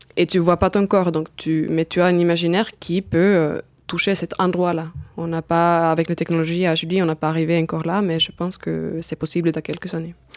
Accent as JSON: {"language": "French", "country": "Finland", "second_language": "French", "moved": "yes", "lives_now": "France", "said": "je viens de Finlande, d'où aussi mon petit accent"}